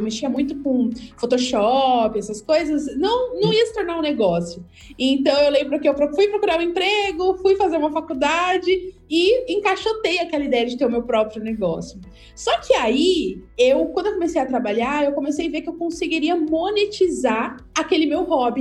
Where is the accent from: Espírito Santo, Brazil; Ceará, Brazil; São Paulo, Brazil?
São Paulo, Brazil; Santos; eu sou de Santos.